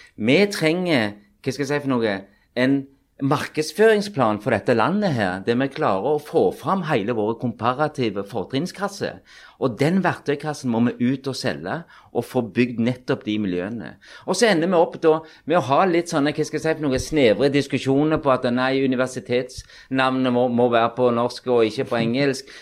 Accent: Pakistan; also born or lived in Sandnes, Norway / Oslo, Norway; now in Norway; jeg er jo født og vokst opp i Pakistan

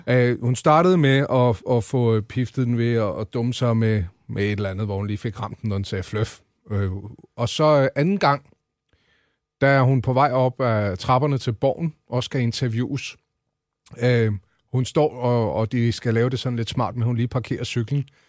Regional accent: Central Zealand, Denmark; jeg er fra Midtsjælland, og så er det Roskilde, vi taler om

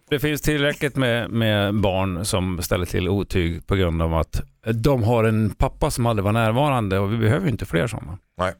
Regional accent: Sweden; jag är född i Sverige

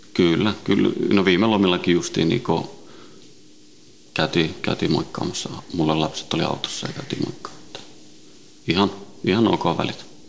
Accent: Helsinki, Uusimaa, Finland; also born or lived in Sweden; Ruotsista lähtöisin ja, ja tota, Ruotsin lähiössä kasvanut ja syntynyt ja, ja tota, viisivuotiaana noin tultiin Suomeen, Itä-Helsinkiin

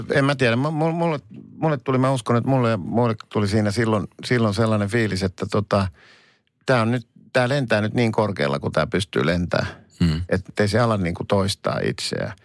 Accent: Helsinki, Uusimaa, Finland; mä oon helsinkiläinen

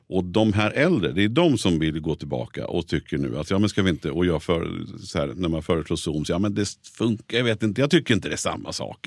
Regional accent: Nyköping, Södermanland, Sweden; moved away as an adult; now in Stockholm, Sweden; jag är född och uppväxt i Nyköping, har varit hela mitt liv i princip.

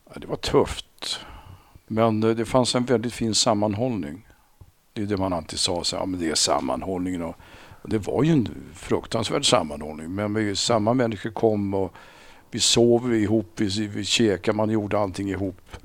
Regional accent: Sundbyberg, Stockholm County, Sweden; Sumpan det sumpan jag växte upp

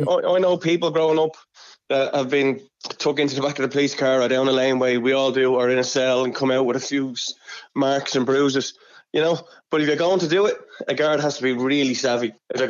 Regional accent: Clondalkin, Leinster, Ireland; I grew up in Clondalkin.

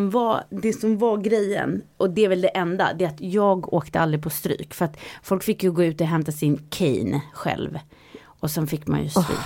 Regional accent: Sweden; born there; Ja, jag föddes i Sverige

